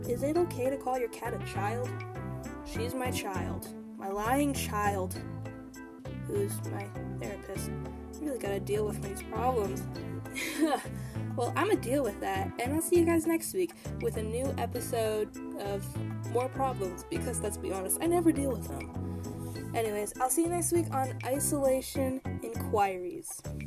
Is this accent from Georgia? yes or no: no; Canada; I'm Canadian